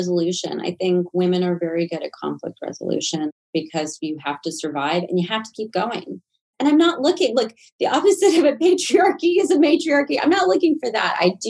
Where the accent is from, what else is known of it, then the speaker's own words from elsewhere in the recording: Southern US, United States; I think it actually helped me growing up in the South